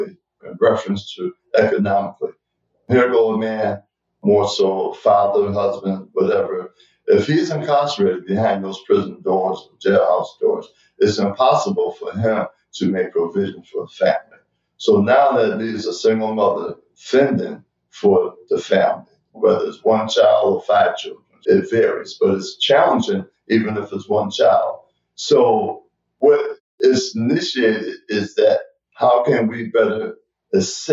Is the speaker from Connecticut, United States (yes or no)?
no; Buffalo, New York, United States; moved away; also born or lived in Boston; my hometown, Buffalo, New York.